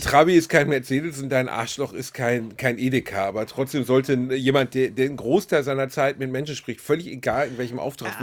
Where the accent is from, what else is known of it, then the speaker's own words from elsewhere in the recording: Essen, North Rhine-Westphalia, Germany; Upper-Class-Kind aus Essen, Altendorf